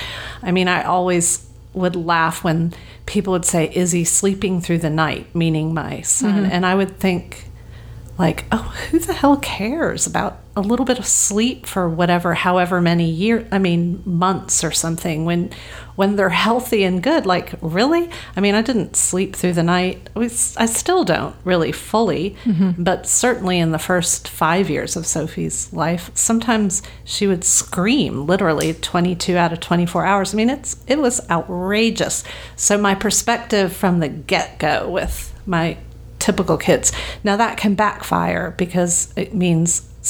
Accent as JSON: {"language": "English", "region": "the South", "country": "United States", "tie": "born or raised there", "moved": "yes", "lives_now": "Los Angeles, United States", "said": "I was raised in the South"}